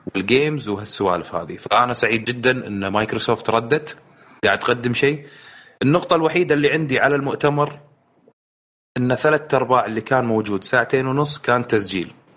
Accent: Kuwait; انا جاي من الكويت

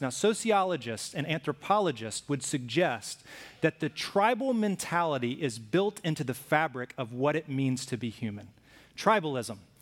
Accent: Alabama, United States; I grew up in Alabama

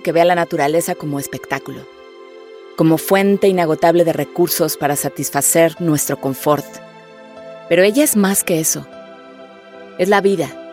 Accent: Mexico; soy actriz, pero sobre todo soy mexicana

